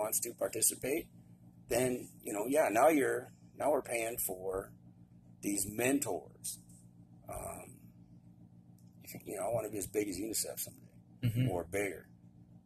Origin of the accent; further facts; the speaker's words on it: United States; being an American